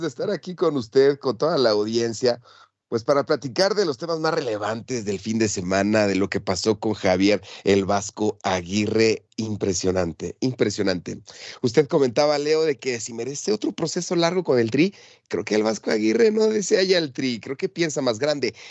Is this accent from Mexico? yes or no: yes; Mexico; como yo, mexicano de cepa